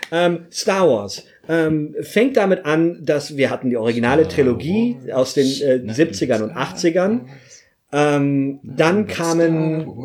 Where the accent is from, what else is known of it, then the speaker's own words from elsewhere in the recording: Munich, Bavaria, Germany; Ich bin Deutscher. Ich bin Bayer. Ich bin Münchner. Ich bin Jude. Ich bin klein.